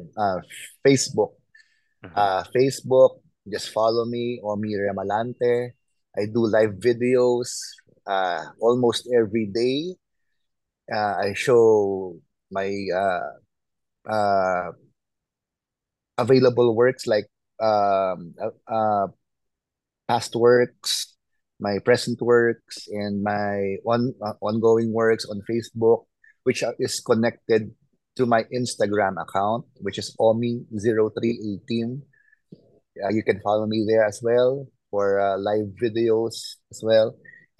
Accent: Philippines; I'm from the Philippines

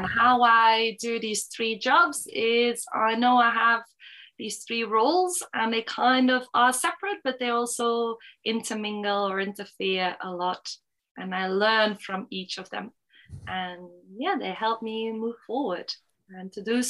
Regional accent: Belgium; moved away; also born or lived in Portugal / Switzerland; I am Belgian. My mother is Belgian. My father is French. So but I was brought up in Belgium

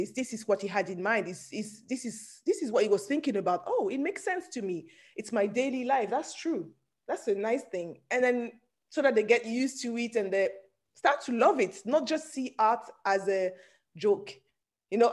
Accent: France; also born or lived in Nigeria; I'm originally from Nigeria, but I'm born in France.

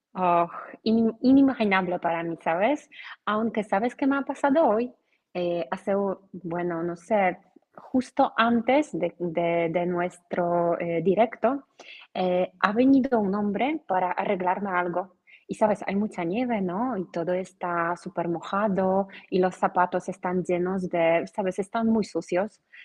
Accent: Poland; Spanish is a second language; soy polaca, soy profesora de español en Polonia

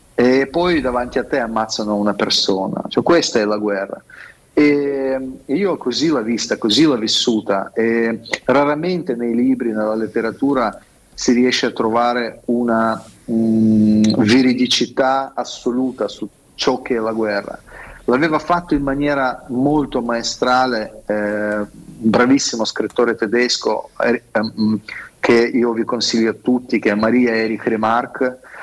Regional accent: Russia; Italian is a second language; moved away as an adult; now in Italy; io sono russo

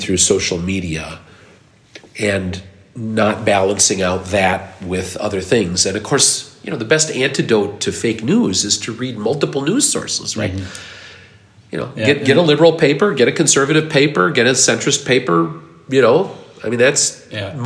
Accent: Minnesota, United States; I'm Minnesotan

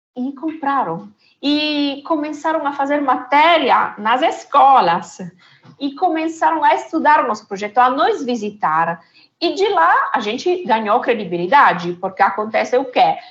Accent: Italy; Portuguese is a second language; moved away; de origem sou italiana

